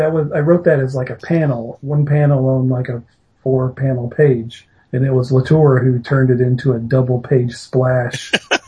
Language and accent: English; the South, United States; This is about kind of where we grew up. We're both from the South.